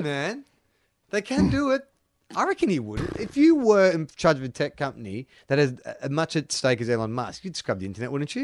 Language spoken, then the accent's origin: English; Melbourne, Victoria, Australia; growing up in Melbourne